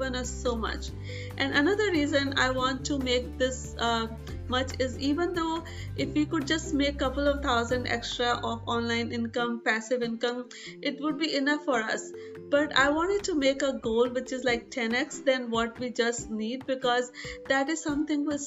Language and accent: English; India; growing up in India